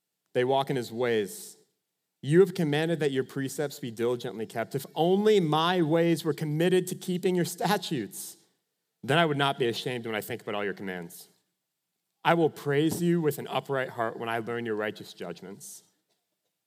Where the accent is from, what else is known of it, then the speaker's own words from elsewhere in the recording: Minnesota, United States; I'm from Minnesota